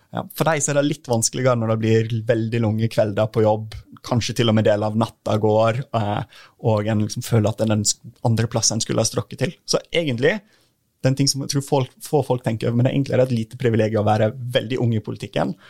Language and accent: Norwegian; Norway; Jeg kommer fra en typisk distriktskommune der vi trenger at flere har lyst til å bo og bygge